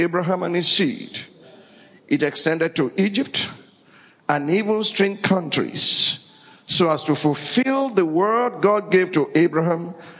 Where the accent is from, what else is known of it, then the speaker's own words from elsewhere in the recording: Sokoto, Nigeria; also born or lived in Abeokuta, Ogun, Nigeria; I was born in Abeokuta and raised in Sokoto